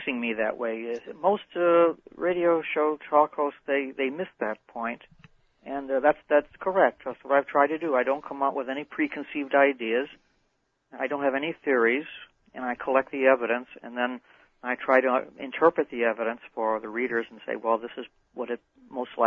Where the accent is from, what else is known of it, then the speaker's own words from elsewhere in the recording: Chicago, Illinois, United States; moved away; I'm from Chicago originally